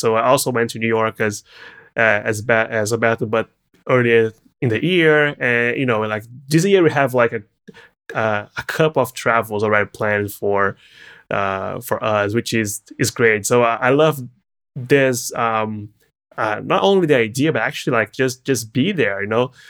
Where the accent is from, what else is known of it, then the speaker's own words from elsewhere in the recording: Brazil; English is a second language; moved away as an adult; now in California, United States; coming from Brazil